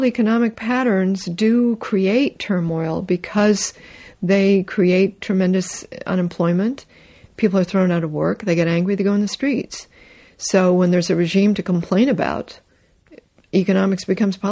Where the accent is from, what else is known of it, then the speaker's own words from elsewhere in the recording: North Carolina, United States; also born or lived in Canada; I was raised in North Carolina.